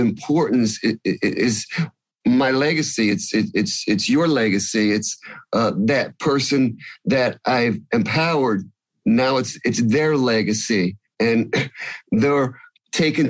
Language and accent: English; New Jersey, United States; I'm from New Jersey